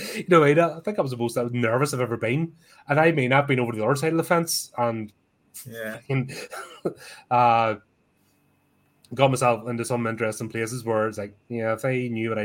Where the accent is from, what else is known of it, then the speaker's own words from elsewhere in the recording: Belfast, Northern Ireland, United Kingdom; I'm from East Belfast, so that's my whole stomping ground.